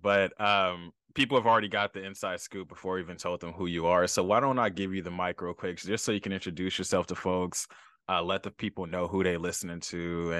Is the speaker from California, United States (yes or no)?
yes; Los Angeles, California, United States